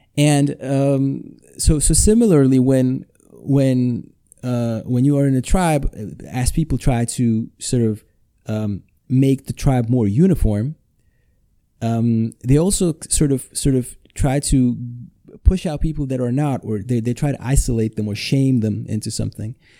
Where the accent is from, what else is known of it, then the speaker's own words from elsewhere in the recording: Košice, Košice Region, Slovakia; English is a second language; I'm recording this in my hometown, Košice, Slovakia.